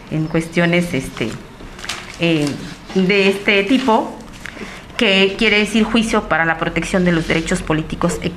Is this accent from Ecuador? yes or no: no; Mexico; Recuerdo cuando fui a estudiar la secundaria, o sea, de mi pueblo a la, a la cabecera municipal ya me tocó vivir discriminación, pues por ser afro-mexicana, por ser negra, ¿no?